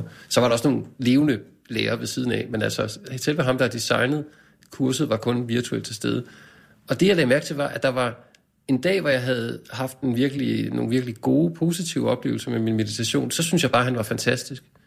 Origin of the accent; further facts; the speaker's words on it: Skovlunde, Capital Region of Denmark, Denmark; Jeg er vokset op i Skovlunde, vest for København, en ja. forstad